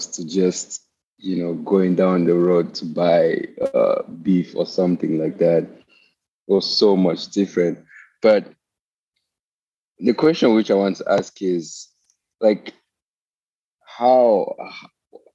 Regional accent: Cameroon; moved away as an adult; now in United States; I grew up in Cameroon, which is like in West Africa, and then I came here to the US

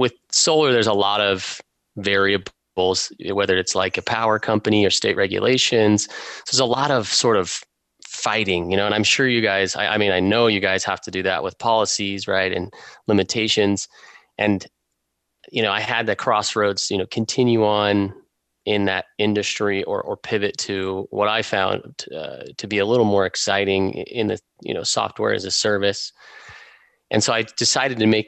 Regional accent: Utah, United States; I grew up in Utah

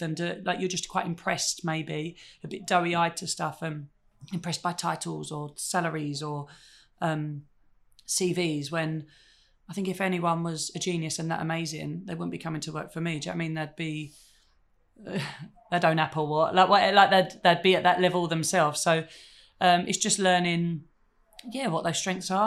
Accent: United Kingdom; being British

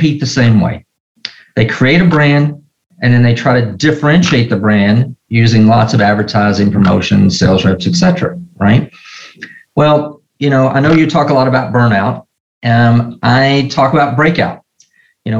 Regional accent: Nashville, Tennessee, United States; growing up in Nashville, Tennessee

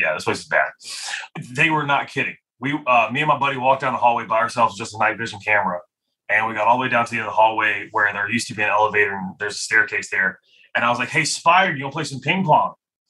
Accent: New Bern, North Carolina, United States; New Bern, North Carolina. So East Coast.

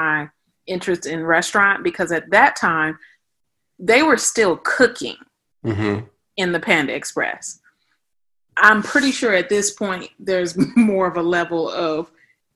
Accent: Los Angeles, California, United States; moved away as an adult; also born or lived in Texas; now in Atlanta, United States; I'm originally from Los Angeles, California, born and raised

